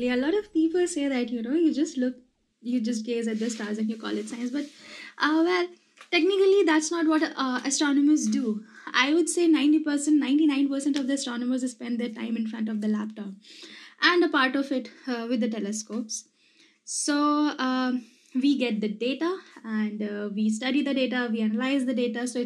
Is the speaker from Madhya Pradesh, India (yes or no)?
yes; Madhya Pradesh, India; I'm from Madhya Pradesh.